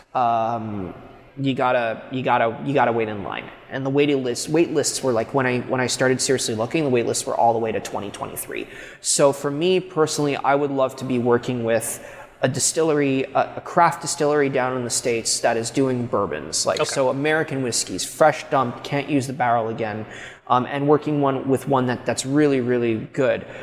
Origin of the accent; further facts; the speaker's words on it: Quebec, Canada; Quebec is my hometown.